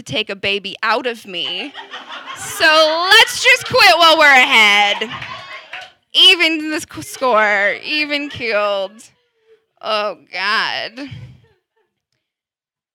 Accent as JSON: {"language": "English", "region": "Wisconsin", "country": "United States", "tie": "born or raised there", "said": "I'm from Wisconsin"}